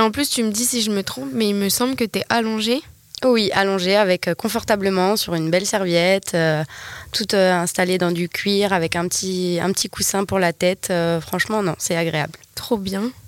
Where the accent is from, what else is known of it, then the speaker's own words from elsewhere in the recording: New Caledonia; je suis née ici, je suis une vraie Calédonienne